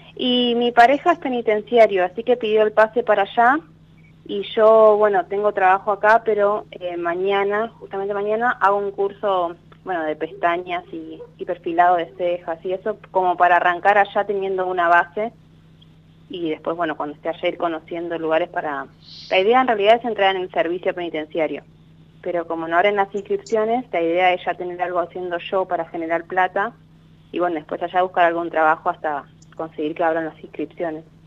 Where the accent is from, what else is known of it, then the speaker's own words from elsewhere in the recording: Ezeiza, Buenos Aires Province, Argentina; de Ceiza